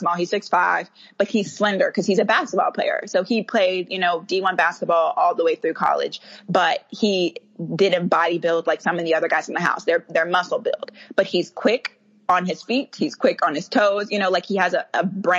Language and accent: English; Kansas City, United States; moved away; I was born and raised Kansas City